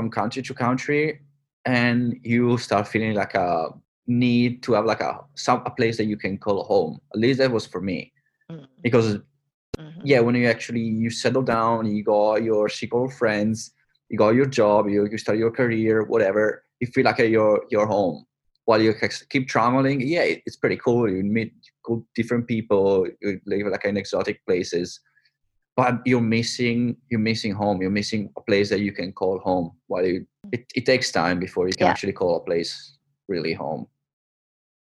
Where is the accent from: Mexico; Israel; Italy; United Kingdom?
Italy; moved away as an adult; also born or lived in New Zealand; now in Vancouver, Canada; So I don't call Italy home, even though it's my hometown, my home country